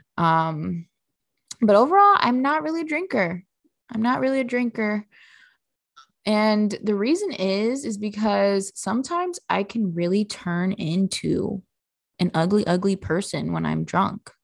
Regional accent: Midwest, United States; I'm from the Midwest

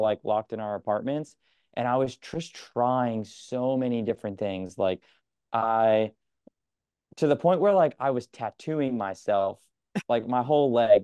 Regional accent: Connecticut, United States; now in New York, United States; I'm from Connecticut

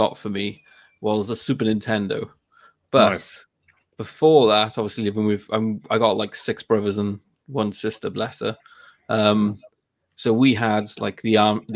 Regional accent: Cardiff, Wales, United Kingdom; I'm in South Wales, but I grew up in Cardiff

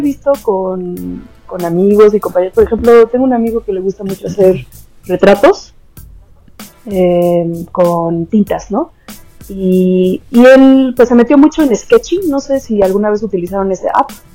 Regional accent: Mexico; moved away as an adult; now in Netherlands; pues soy mexicana

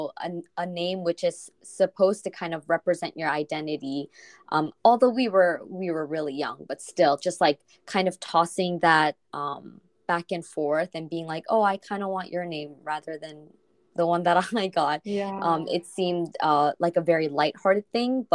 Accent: Seoul, South Korea; English is a second language; So I grew up in Korea. I was born in Seoul.

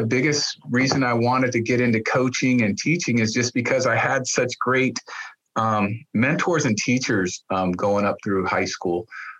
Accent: Peoria, Arizona, United States; born or raised there

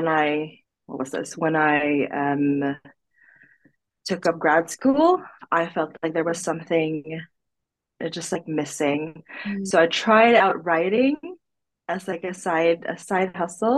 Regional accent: Philippines; moved away as an adult; now in Sweden; I was born in the Philippines, basically, and then I moved to Sweden in October 2020.

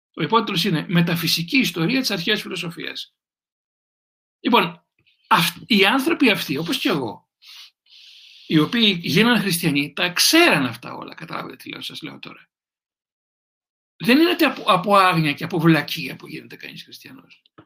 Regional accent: Greece; να είμαι Έλληνας

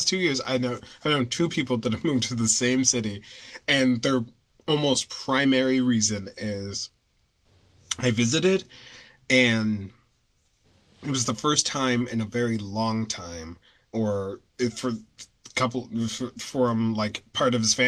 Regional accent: United States; accent: neutral American; So like, kind of this like New England, like I guess, like kind of sorta neutral, very like neutral American accent.

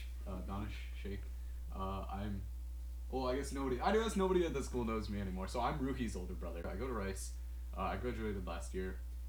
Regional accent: India; now in Houston, United States; Yeah, yes, because I'm Indian and {S1} I live {S3} in Houston, I'm pre-med.

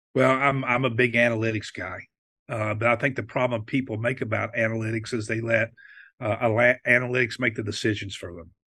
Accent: West Virginia, United States; while I was growing up in West Virginia

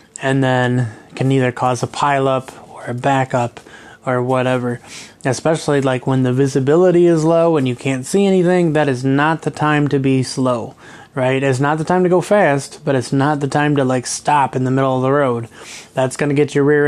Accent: Kalamazoo, Michigan, United States; now in Traverse City, United States; growing up in Kalamazoo

